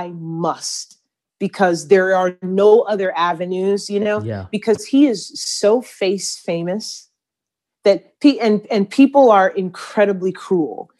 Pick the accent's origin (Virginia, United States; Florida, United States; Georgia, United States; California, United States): Georgia, United States; Atlanta; a little chocolate girl growing up in Atlanta before Atlanta was cool